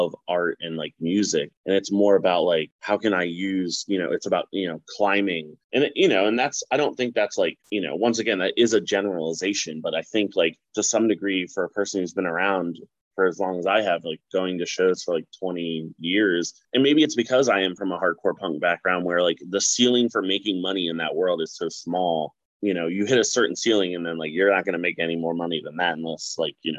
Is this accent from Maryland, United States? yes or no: yes; Baltimore, Maryland, United States; I'm from Baltimore.